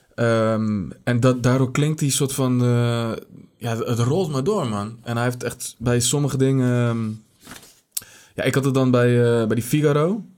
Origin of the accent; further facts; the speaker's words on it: Netherlands; wij als, eh, als Nederlanders